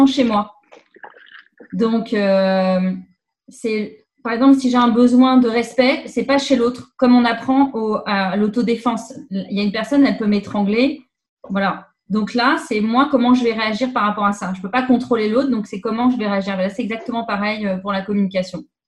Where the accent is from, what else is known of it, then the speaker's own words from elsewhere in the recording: Paris region, Île-de-France, France; now in Quebec, Canada; je viens de France, de région parisienne.